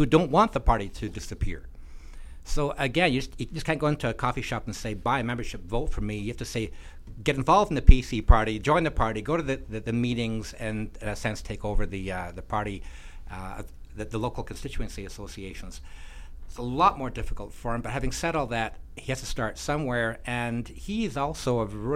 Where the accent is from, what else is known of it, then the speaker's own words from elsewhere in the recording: Scotland, United Kingdom; also born or lived in Alberta; now in Edmonton, Canada; I was born in Scotland